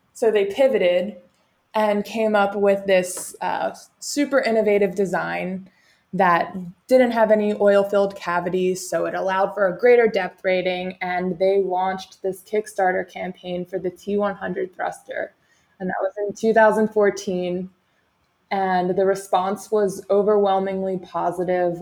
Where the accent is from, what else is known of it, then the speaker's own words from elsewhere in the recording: Cape May, New Jersey, United States; moved away as an adult; also born or lived in California; So, I am from Cape May, New Jersey. So, grew up at the beach